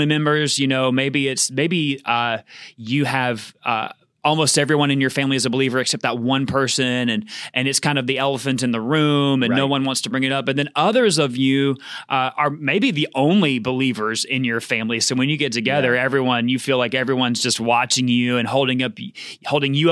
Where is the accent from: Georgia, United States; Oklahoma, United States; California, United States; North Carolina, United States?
Georgia, United States; I grew up in Georgia